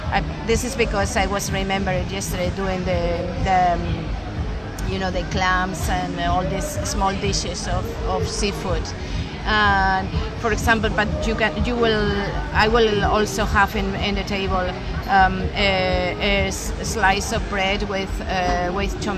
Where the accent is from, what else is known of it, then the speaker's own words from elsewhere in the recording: Madrid, Community of Madrid, Spain; I'm from Madrid